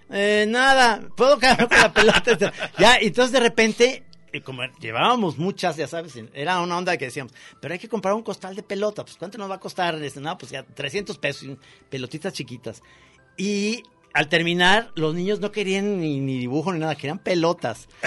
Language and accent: Spanish; Mexico; Somos los únicos de México.